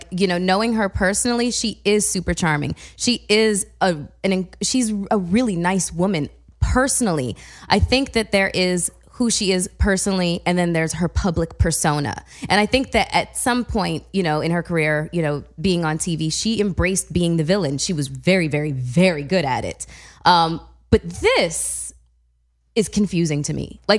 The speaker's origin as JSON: {"language": "English", "country": "Canada", "said": "I'm Canadian."}